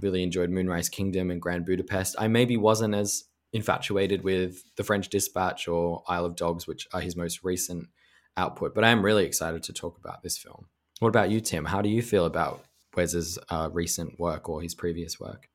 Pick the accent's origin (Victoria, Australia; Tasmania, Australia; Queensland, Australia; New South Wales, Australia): Victoria, Australia; Melbourne; my hometown of Melbourne